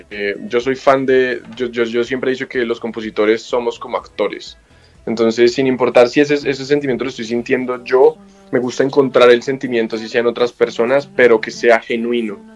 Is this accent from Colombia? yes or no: yes; Colombia; de aquí han salido pues muchas de las músicas tradicionales que tenemos nosotros como colombianos.